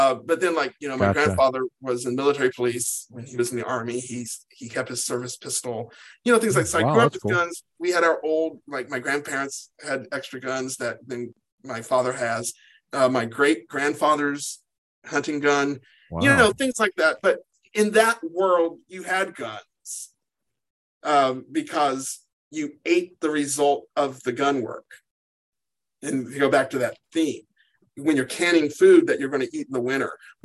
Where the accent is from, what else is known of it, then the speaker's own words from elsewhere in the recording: Sparksville, Kentucky, United States; moved away as an adult; also born or lived in Columbia, Kentucky; now in Los Angeles, United States; I grew up in Sparksville, Kentucky. I went to high school in Columbia